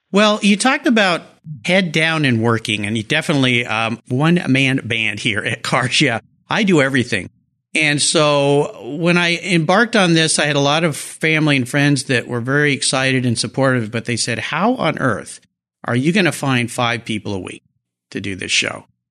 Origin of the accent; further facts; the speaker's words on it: La Jolla, California, United States; I grew up in Southern California in La Jolla